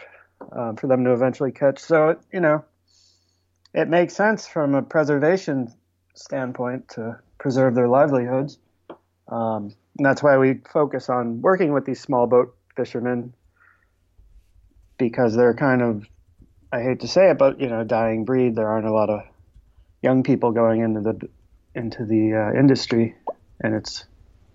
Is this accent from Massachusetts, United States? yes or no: no; Buffalo, New York, United States; now in New York City, United States; I grew up in Buffalo, New York, so other side of the state.